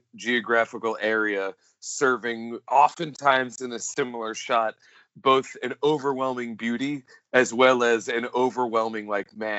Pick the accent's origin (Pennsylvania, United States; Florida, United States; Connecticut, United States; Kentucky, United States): Kentucky, United States; I'm from Kentucky